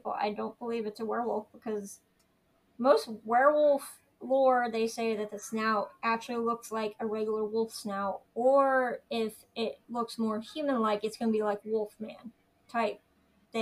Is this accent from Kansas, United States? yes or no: yes; Kansas, United States; I grew up in Kansas